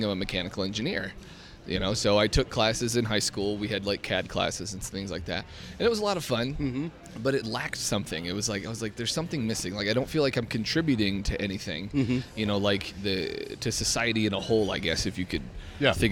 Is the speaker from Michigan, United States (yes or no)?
yes; Detroit, Michigan, United States; moved away as an adult; growing up in Detroit